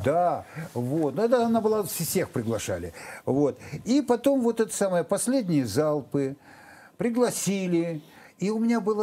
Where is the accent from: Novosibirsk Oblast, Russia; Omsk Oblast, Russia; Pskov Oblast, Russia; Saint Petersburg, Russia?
Novosibirsk Oblast, Russia; Novosibirsk; moved away as an adult; я из Новосибирска